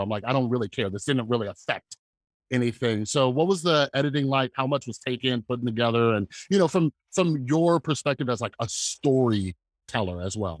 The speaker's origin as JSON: {"language": "English", "town": "Las Vegas", "region": "Nevada", "country": "United States", "tie": "born or raised there", "said": "I grew up in Las Vegas"}